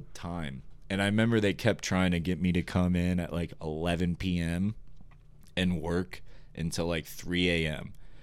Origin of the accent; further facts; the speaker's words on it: Florida, United States; now in Utah, United States; I started my junior and senior year in Florida